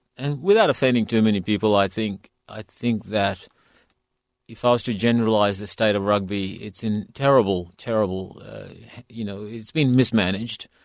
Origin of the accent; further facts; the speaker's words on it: India; now in Western Australia, Australia; I come from India